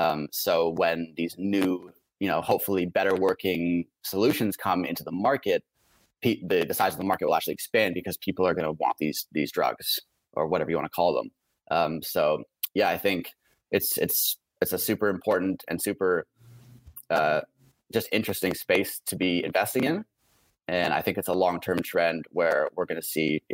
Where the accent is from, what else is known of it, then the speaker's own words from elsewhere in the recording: Canada; also born or lived in Vancouver; myself being a Canadian